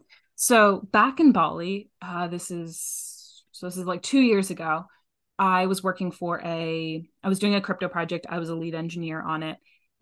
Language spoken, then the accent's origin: English; New England, United States; What does it mean to like the bubble that I grew up in New England, to have that much safety and privilege in different ways, but also to have the love that I received.